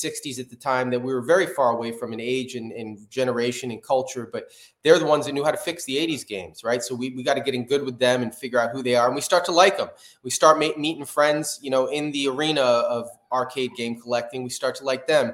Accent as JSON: {"language": "English", "region": "New Jersey", "country": "United States", "moved": "as an adult", "lives_now": "California, United States", "said": "I'm a rapper from New Jersey."}